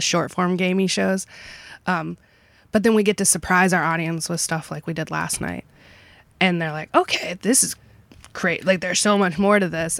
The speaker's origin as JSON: {"language": "English", "region": "Kentucky", "country": "United States", "tie": "born or raised there", "moved": "yes", "lives_now": "Sarasota, United States", "said": "I'm from Kentucky"}